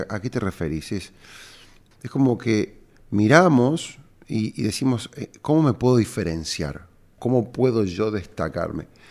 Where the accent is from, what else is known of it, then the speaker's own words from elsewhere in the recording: Córdoba, Argentina; cordobés y emprendedor